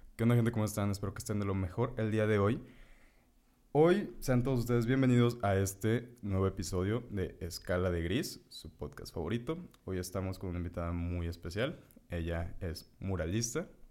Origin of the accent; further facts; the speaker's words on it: Morelos, Mexico; nosotros somos de Morelos.